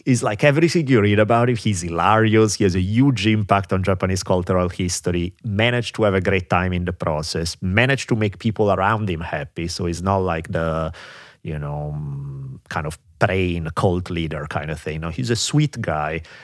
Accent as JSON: {"language": "English", "country": "Italy", "tie": "born or raised there", "moved": "yes", "said": "growing up in Italy"}